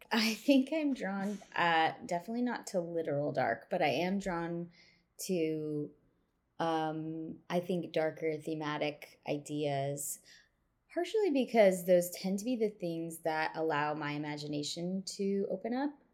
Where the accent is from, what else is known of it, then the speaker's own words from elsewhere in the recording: Midwest, United States; growing up in the Midwest